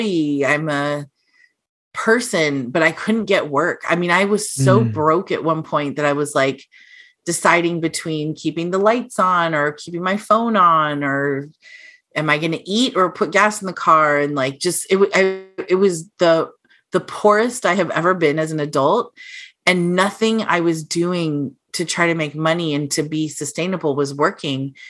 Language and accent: English; San Diego, California, United States; moved away as an adult; also born or lived in Bay Area; I grew up in San Diego